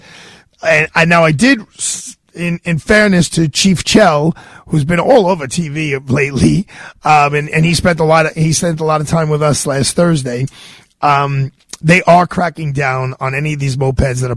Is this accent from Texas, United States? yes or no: no; New York City, New York, United States; I grew up in Bay Ridge, Brooklyn